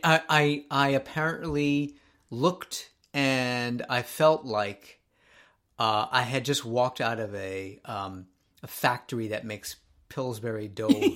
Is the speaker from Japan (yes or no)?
yes; Japan; moved away; growing up in Japan